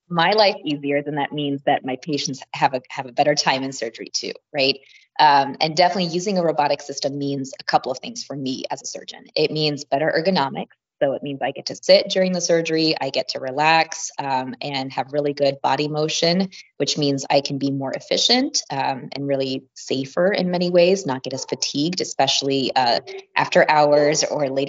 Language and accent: English; Midwest, United States; I'm from the Midwest myself, but kind of did my training all over.